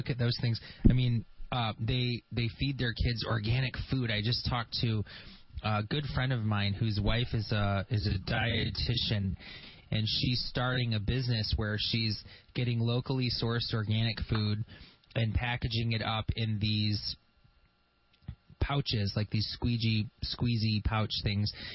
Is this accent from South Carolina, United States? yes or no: no; Grand Blanc, Michigan, United States; That's where I'm from. I grew up in Grand Blanc